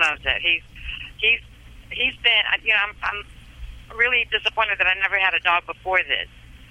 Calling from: Maryland, United States; I'm calling in from Maryland. When I called you originally, I was in Arizona.

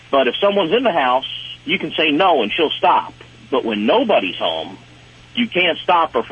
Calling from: Carlisle, Pennsylvania, United States; Uh, right now, I'm in Carlisle, Pennsylvania.

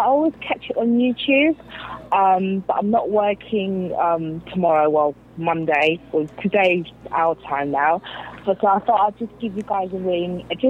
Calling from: London, United Kingdom; I'm calling from London. It's like 1 a.m.

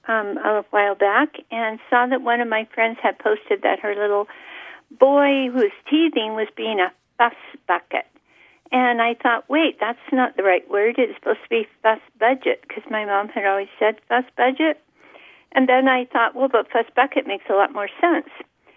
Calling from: Crescent City, California, United States; I'm calling from Crescent City, California.

